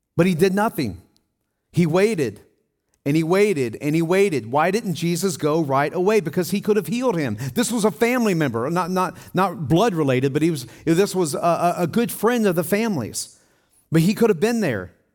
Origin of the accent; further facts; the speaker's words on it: Tennessee, United States; I grew up in Tennessee on four acres of land